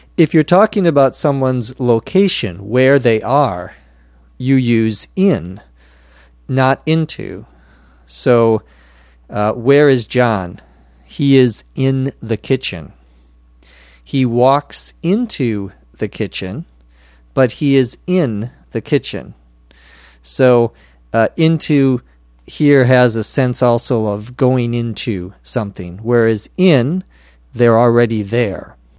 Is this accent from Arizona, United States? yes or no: no; Minnesota, United States; now in Los Angeles, United States; the state of Minnesota, my home state where I was born